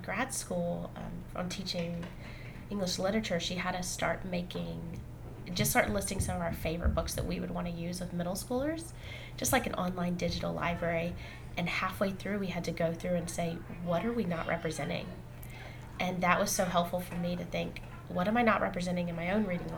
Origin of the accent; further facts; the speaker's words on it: Jackson, Mississippi, United States; moved away as an adult; now in Vermont, United States; I grew up in Mississippi, and the high school I went to was about 50% black and 50% white